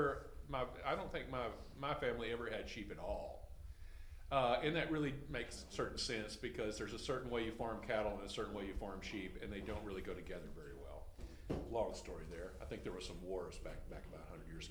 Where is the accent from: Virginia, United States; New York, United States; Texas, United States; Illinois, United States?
Texas, United States; I suffer from being a Texan. I know all about cattle. When I was a boy, my father sold compensator liquid feed to ranches